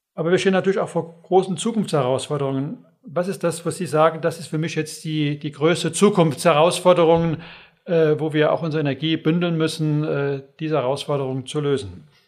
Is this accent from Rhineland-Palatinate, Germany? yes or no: yes; Westerwald, Rhineland-Palatinate, Germany; Ich bin aus Überzeugung äh, Westerwälder